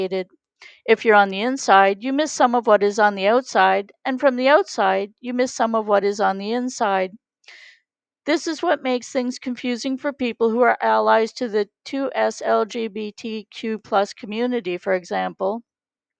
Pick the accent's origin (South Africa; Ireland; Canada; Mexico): Canada; we are from Canada